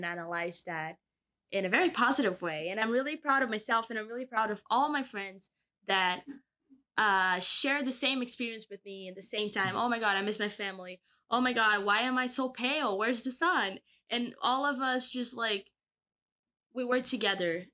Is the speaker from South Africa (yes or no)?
no; Brazil; moved away as an adult; now in Kingston, Canada; my hometown in Brazil